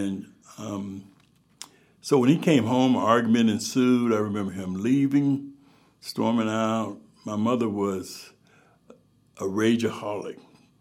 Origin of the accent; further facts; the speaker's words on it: Youngstown, Ohio, United States; also born or lived in Alabama; now in Akron, United States; Raised in Youngstown, actually, yeah. Started kindergarten in Youngstown, Ohio when I was five. So I came when I was three, started school in Youngstown